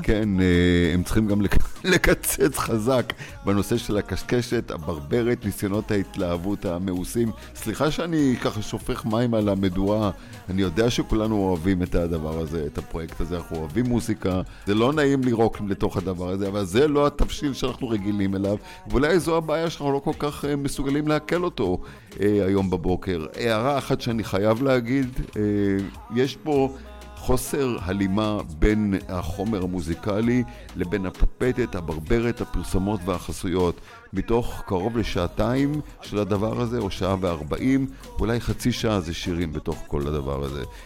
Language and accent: Hebrew; Israel; now in Los Angeles, United States; אנחנו באים טיפה עם ההסתכלות שלנו כישראלים